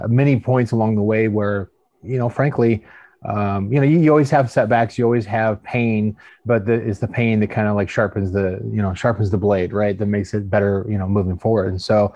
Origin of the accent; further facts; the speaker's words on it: outside of Portland, Oregon, United States; moved away as an adult; now in San Antonio, United States; I was born and raised outside of Portland, Oregon